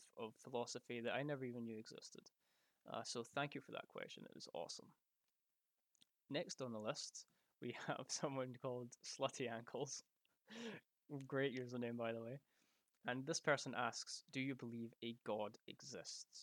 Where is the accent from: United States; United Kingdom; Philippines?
United Kingdom; Scotland; because I'm Scottish